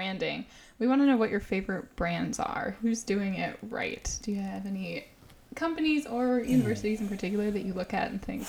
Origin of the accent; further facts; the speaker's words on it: Raleigh, North Carolina, United States; I'm from Raleigh.